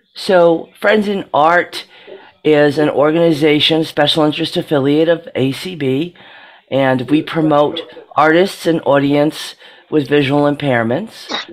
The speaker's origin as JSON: {"language": "English", "town": "Monroeville", "region": "Pennsylvania", "country": "United States", "said": "I'm from Monroeville, Pennsylvania"}